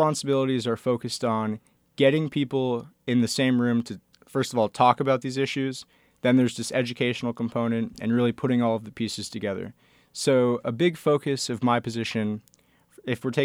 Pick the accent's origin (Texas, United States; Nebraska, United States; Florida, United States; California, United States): Florida, United States; Boynton Beach; also born or lived in Cape Cod, Massachusetts; I grew up in South Florida down in Boynton Beach, and I also lived in Cape Cod, Massachusetts for portions of my childhood